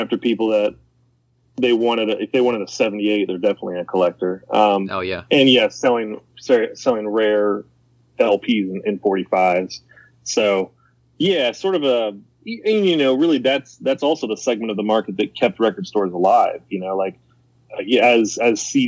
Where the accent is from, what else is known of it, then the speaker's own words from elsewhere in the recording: Middletown, Ohio, United States; I'm from Middletown.